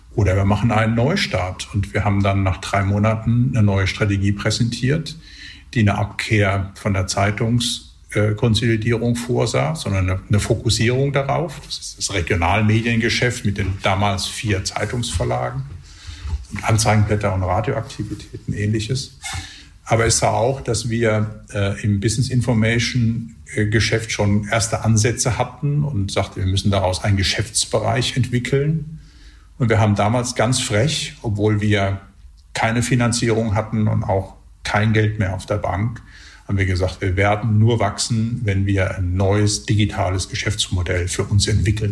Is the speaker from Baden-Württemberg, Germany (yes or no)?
yes; Electoral Palatinate, near Heidelberg, Baden-Württemberg, Germany; now in Switzerland; ich bin äh, ursprünglich äh, Kurpfälzer und der Nähe von Heidelberg aufgewachsen